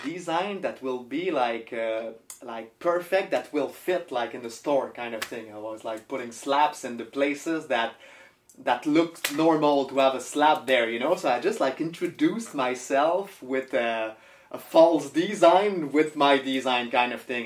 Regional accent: Canada; also born or lived in Montreal; we're Canadian, man. We live in Montreal

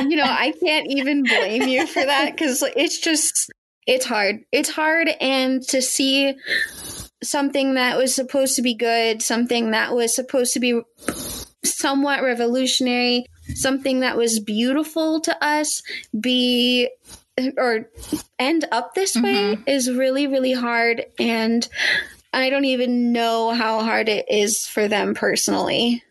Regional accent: United States

